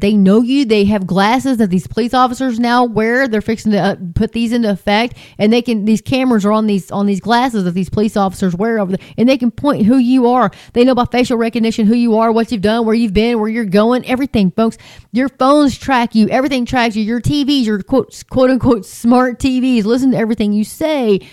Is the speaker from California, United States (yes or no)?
no; between Hart and Nazareth, Texas, United States; I'm, in between Hart and Nazareth, Texas. That's where I'm from. That's where I'm at now. But um, that's where I was raised.